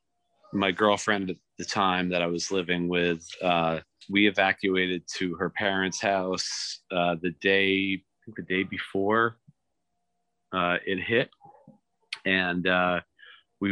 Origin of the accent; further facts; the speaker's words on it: Rhode Island and Connecticut, New England, United States; also born or lived in Boston / New Orleans; I was raised in Rhode Island and Connecticut until I moved to Boston for college. So I was I grew up there until I was about 18